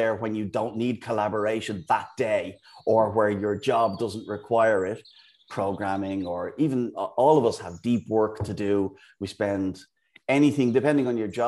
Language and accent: English; Dublin, Leinster, Ireland; moved away as an adult; also born or lived in United Kingdom / Amsterdam; now in Bristol, United Kingdom; as you can probably tell from the accent. I'm from Ireland, from Dublin. I've lived in the UK for the last 17 years.